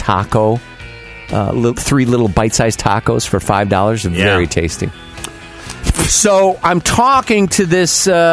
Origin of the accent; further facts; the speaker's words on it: Chicago, Illinois, United States; I was from Chicago